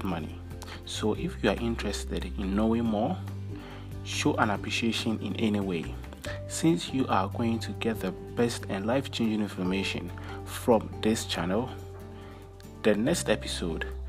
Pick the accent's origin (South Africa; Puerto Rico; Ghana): Ghana; I come from Ghana, West Africa